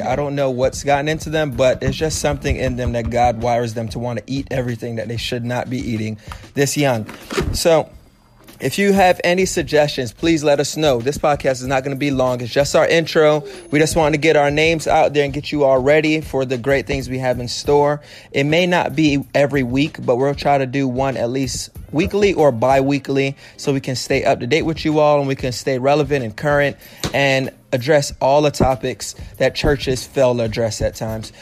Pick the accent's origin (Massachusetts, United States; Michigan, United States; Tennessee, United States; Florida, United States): Florida, United States; Miami; born and raised in Miami